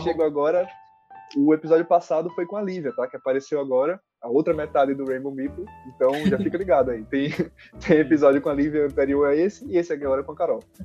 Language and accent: Portuguese; Maceió, Alagoas, Brazil; não sou da Bahia, né? Eu sou de Maceió.